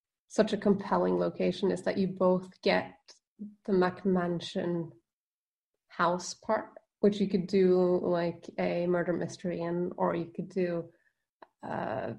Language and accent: English; Norway; accent: Norwegian; English is a second language; I'm Norwegian, as you can probably tell from my accent